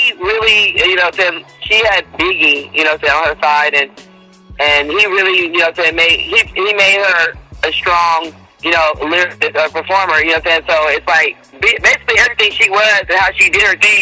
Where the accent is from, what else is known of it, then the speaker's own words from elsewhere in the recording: Inglewood, California, United States; I'm originally from Inglewood, California, born and raised